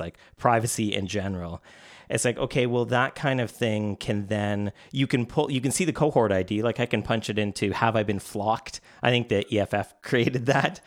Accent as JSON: {"language": "English", "country": "Canada", "tie": "born or raised there", "said": "being Canadian my whole, I've lived in Canada my whole life"}